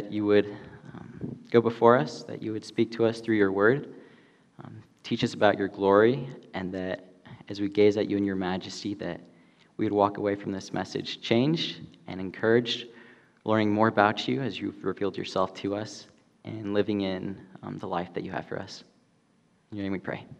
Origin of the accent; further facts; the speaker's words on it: Spain; now in California, United States; Growing up in Spain